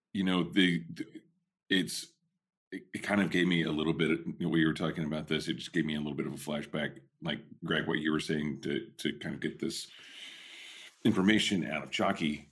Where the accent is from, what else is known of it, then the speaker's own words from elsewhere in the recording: Southwest Oklahoma, United States; now in Northern California, United States; when I was a kid, you know, growing up in Southwest Oklahoma